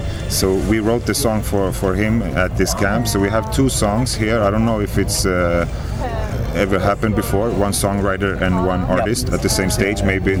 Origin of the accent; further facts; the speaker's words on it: Sweden; And we're from Sweden.